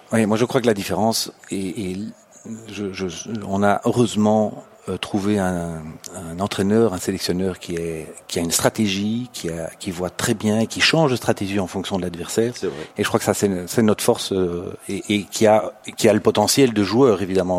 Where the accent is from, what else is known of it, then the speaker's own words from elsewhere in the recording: Belgium; moi je suis belge